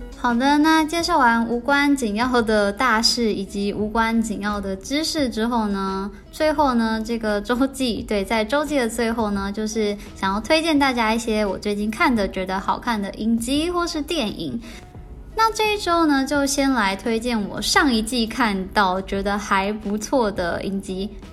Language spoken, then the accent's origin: Chinese; Taiwan; 身为台湾人